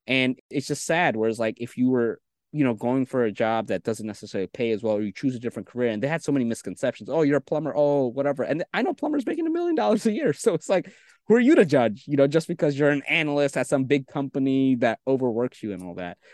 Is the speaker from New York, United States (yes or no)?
yes; New York City, New York, United States; also born or lived in Bangladesh; I came to New York City when I was three, and I grew up with school, school, school.